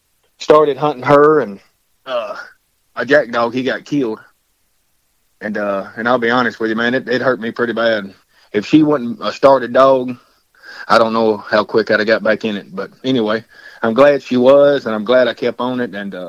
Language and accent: English; McEwen, Tennessee, United States; Well, I tell everybody I'm from Waverly, Tennessee. I'm actually from McEwen, but Waverly's a little bit bigger, so I always say I'm from Waverly, Tennessee.